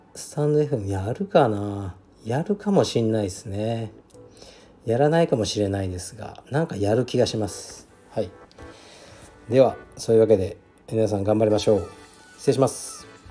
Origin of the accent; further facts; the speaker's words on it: Fukuoka, Japan; now in Tokyo, Japan; 僕の出身地ですね東区カシーという特に何もない町なんですがまあ近くにカシーエ園っていうねあの遊園地があって僕もよく子供の頃から行ってた